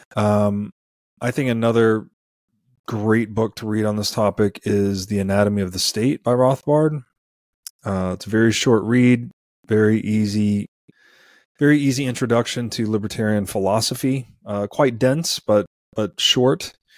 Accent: Tennessee, United States; I grew up in Tennessee.

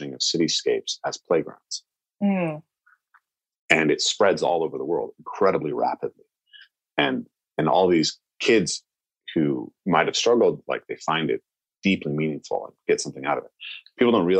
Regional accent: the Northwest, Pacific Northwest, United States; I'm a white American, right? I grew up in the Northwest

